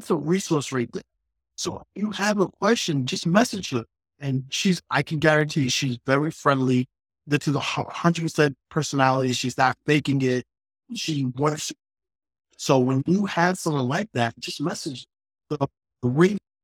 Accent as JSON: {"language": "English", "town": "New York City", "region": "New York", "country": "United States", "tie": "born or raised there", "said": "I'm from Queens. I'm from New York. And on my first day of school, going into high school in Queens"}